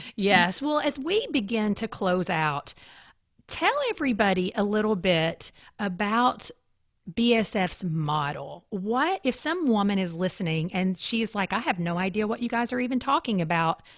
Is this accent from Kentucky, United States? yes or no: yes; eastern Kentucky, United States; moved away; also born or lived in Lexington, Kentucky; I grew up in the mountains of eastern Kentucky